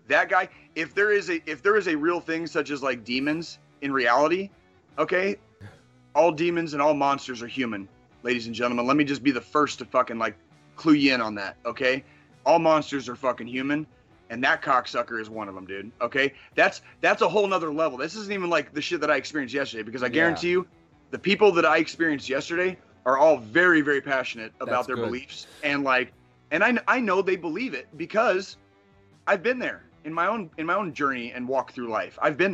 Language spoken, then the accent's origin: English; Midwest, United States; I was born in the Midwest and I had grown up like notionally Christian, right?